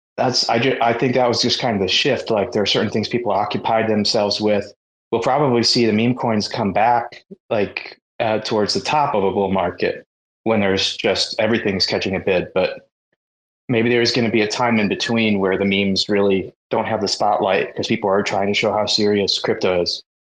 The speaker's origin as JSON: {"language": "English", "country": "United States", "said": "as an American"}